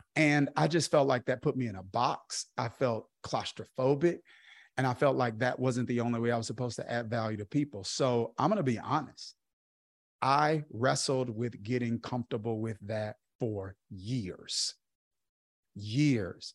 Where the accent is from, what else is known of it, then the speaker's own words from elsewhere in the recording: Kilmichael, Mississippi, United States; I grew up in Kilmiah, Mississippi